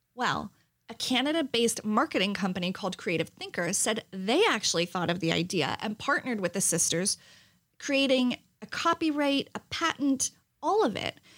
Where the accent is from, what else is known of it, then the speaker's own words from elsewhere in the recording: New Jersey, United States; I'm half Italian and I'm from New Jersey.